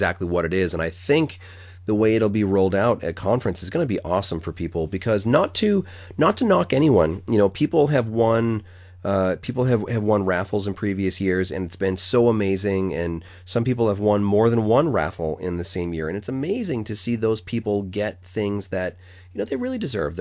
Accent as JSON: {"language": "English", "region": "New England", "country": "United States", "said": "I pronounce it funny because I'm from New England and I pronounce it like it's spelled R-U-M"}